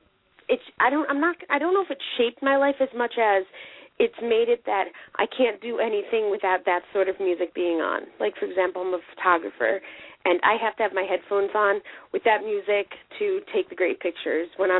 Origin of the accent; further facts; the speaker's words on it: New York City, New York, United States; I'm from New York City